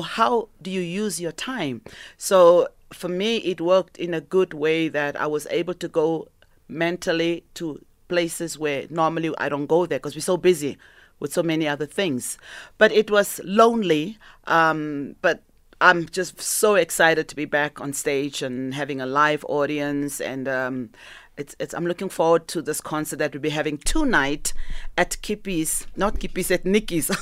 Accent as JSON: {"language": "English", "country": "South Africa", "also_born_or_lived": "Canada", "moved": "yes", "said": "South African"}